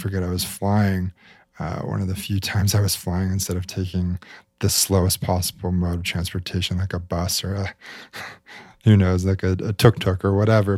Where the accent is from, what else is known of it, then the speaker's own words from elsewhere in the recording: Salt Lake City, Utah, United States; I grew up in Salt Lake City, Utah